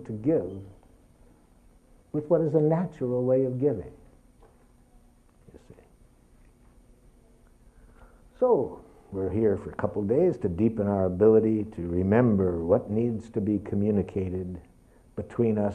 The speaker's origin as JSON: {"language": "English", "town": "Detroit", "region": "Michigan", "country": "United States", "tie": "born or raised there", "said": "I was raised in Detroit"}